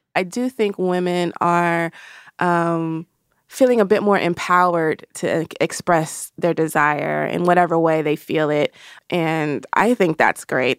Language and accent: English; the South, United States; I'm from the South